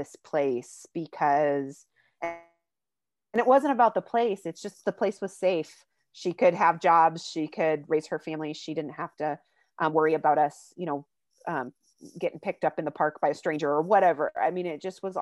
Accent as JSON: {"language": "English", "town": "Crosby", "region": "North Dakota", "country": "United States", "tie": "born or raised there", "moved": "yes", "said": "I grew up in Divide County, Crosby, North Dakota"}